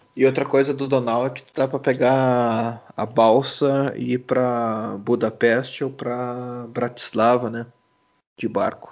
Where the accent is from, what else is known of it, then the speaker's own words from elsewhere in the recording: Brazil; now in Munich, Germany; eu venho, venho do Brasil. Eu moro em, em Munique